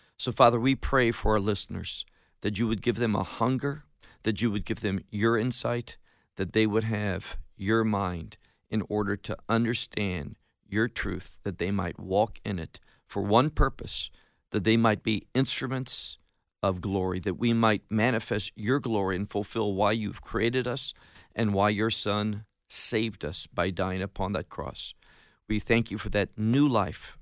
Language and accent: English; Chicago, Illinois, United States; moved away as an adult; also born or lived in Atlanta, Georgia / Miami, Florida; now in Israel; I grew up in America, was born in, uh, the Atlanta area, grew up in Chicago, got married, moved to Miami